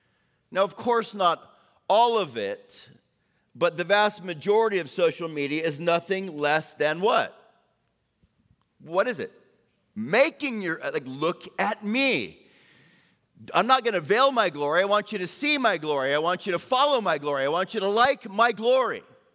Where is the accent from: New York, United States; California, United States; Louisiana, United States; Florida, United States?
Florida, United States; Orlando; Because I grew up, right? I grew up on Sundays after church in Orlando.